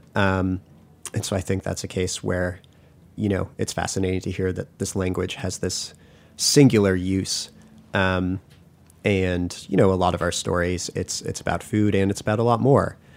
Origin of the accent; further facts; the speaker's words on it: Massachusetts, United States; I grew up in Massachusetts